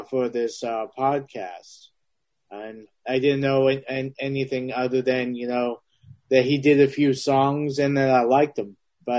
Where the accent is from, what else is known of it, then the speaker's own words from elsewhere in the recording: Transylvania, Romania; Yeah, I'm from Transylvania.